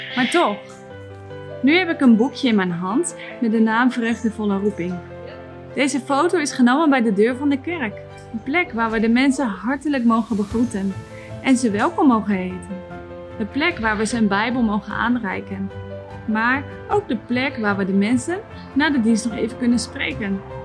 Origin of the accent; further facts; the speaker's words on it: Netherlands; Ook wij als Nederlanders waren heidenen